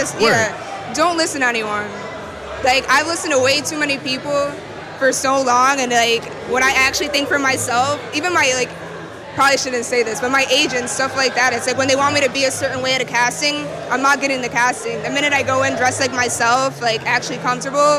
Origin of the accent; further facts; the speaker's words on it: Buffalo, New York, United States; also born or lived in Tonawanda, New York; now in New York City, United States; we're both from Buffalo